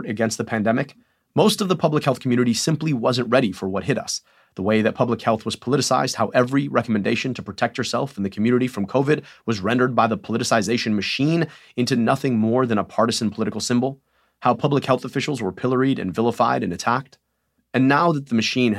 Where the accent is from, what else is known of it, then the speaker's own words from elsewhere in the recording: Michigan, United States; my home state of Michigan